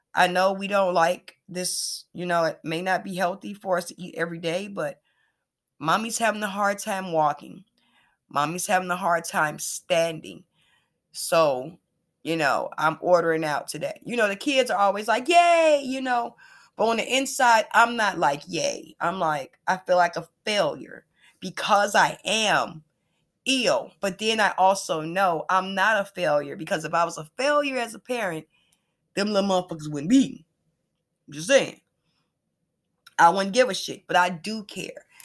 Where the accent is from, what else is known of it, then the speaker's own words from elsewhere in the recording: Chicago, Illinois, United States; I'm from the west side of Chicago